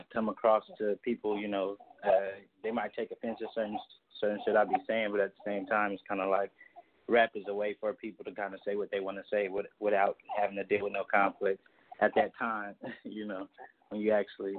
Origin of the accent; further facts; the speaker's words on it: Stockton, California, United States; I'm from Stockton, California